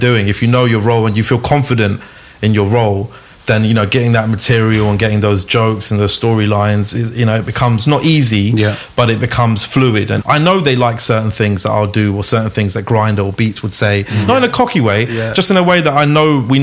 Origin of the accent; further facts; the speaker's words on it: London, United Kingdom; We're just kids from London